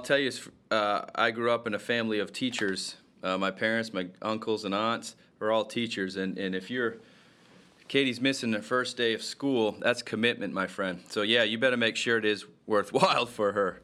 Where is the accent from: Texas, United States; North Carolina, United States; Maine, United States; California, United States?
Maine, United States; Rumford; moved away; go home to my hometown in Rumford